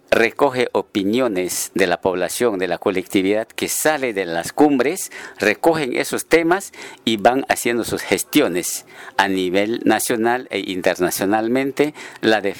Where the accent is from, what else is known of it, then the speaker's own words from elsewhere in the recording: Río Santiago, Amazonas, Peru; soy de Río Santiago, mujer One